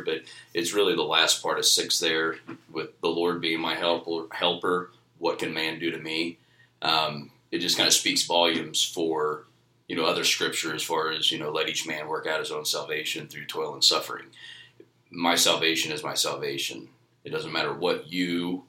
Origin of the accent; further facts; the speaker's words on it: Wellsville, Kansas, United States; born and raised in Wellsville my entire life, graduated from Wellsville High School